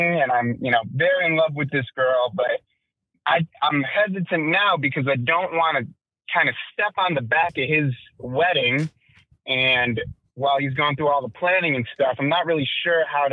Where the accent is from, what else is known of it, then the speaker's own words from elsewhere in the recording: Chicago, Illinois, United States; Born and raised in Chicago